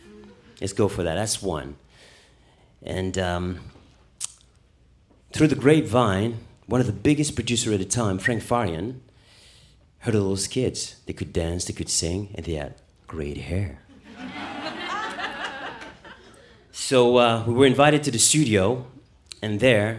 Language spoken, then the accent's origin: English; Paris, Île-de-France, France; moved away; also born or lived in Munich, Germany; I was born in Paris